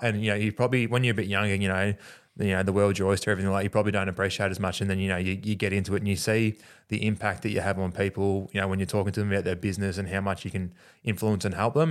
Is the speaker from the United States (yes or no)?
no; Australia; us being Australian